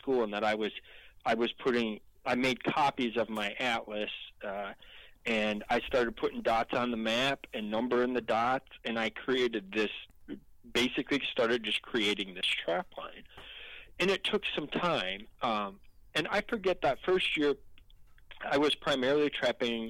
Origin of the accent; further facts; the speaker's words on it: Illinois, United States; my home state, Illinois